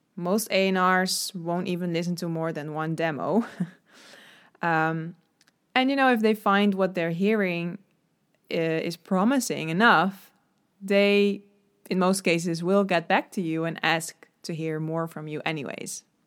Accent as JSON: {"language": "English", "country": "Netherlands", "said": "I'm from the Netherlands"}